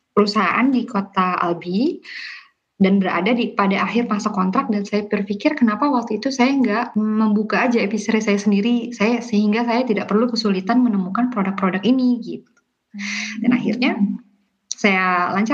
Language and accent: Indonesian; Jakarta, Indonesia; moved away as an adult; now in France; aku sendiri berasal dari Jakarta, lahir dan besar di Jakarta.